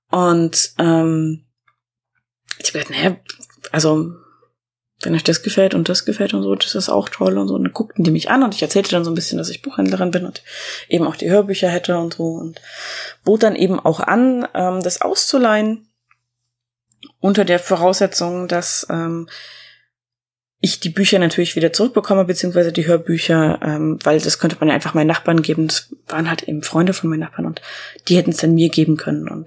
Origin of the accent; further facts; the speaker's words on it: East Germany, Germany; das war mir sofort sympathisch, weil ich komme ja auch aus dem Osten, ne?